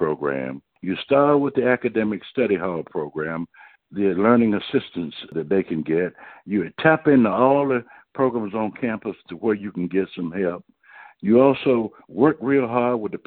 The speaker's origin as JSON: {"language": "English", "town": "Durham", "region": "North Carolina", "country": "United States", "tie": "born or raised there", "said": "my mother worked in the cafeteria at Duke University when I grew up in Durham."}